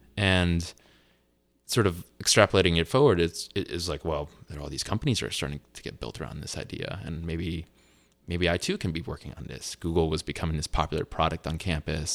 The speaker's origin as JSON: {"language": "English", "town": "Piscataway", "region": "New Jersey", "country": "United States", "tie": "born or raised there", "also_born_or_lived": "Colombia / Durham, North Carolina", "moved": "yes", "lives_now": "Los Altos, United States", "said": "When I was about four years old, my mother and I moved back to the States full-time, where I was raised in, uh, Piscataway, New Jersey"}